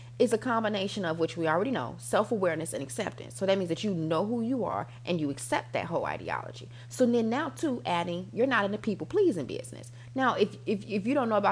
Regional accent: United States; I'm American

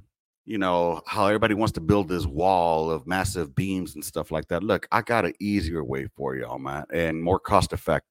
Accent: Los Angeles, California, United States; now in Texas, United States; originally, I'm from California, born and raised in L.A.

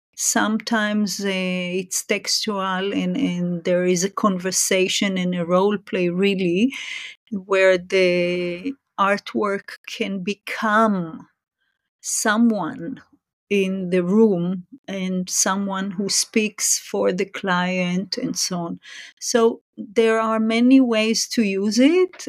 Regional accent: Israel; moved away as an adult; also born or lived in Japan; now in Singapore; I was born and raised in Israel

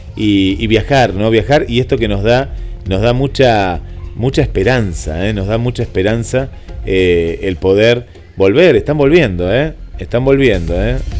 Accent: Argentina

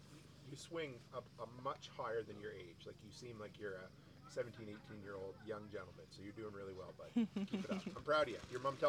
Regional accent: Canada; I'm a Canadian.

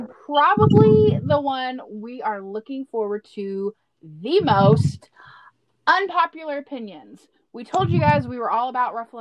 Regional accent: the South, United States; I'm from the South

